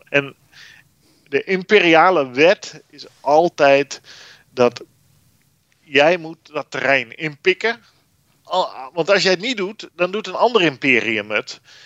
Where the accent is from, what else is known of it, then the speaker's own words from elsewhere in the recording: Netherlands; wij als Nederlanders